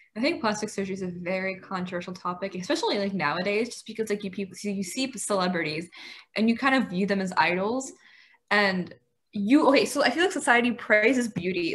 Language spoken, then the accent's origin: English; United States; I was born here. Um, I brought up in an Indian household. So I guess me, like in the Indian household, like they do try to like I guess you could say enforce the Indian ideologies to some certain extent and like the belief system that surrounds that whole thing. But then you know I've grown up in an American system